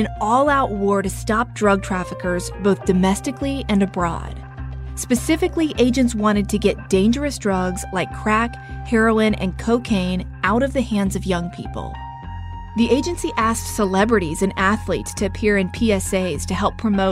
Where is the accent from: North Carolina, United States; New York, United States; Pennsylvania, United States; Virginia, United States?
North Carolina, United States; accent: Southern twang; We're both from the South. It's subtle, but we both have those tinges of rolling pronunciations, a twang in our voices when we say the word I too fast. I'm from North Carolina